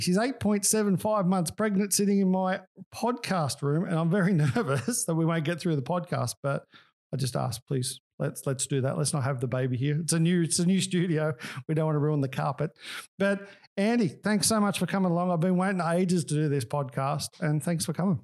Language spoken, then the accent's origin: English; Australia; I am Australian